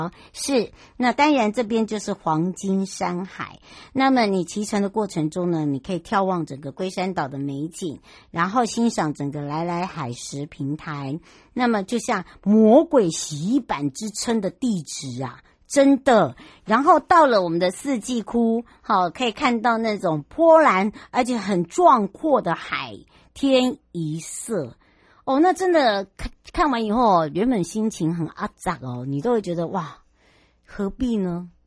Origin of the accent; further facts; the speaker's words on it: Yuli, Hualien County, Taiwan; 玉里，我们的家乡，两个板块的交接带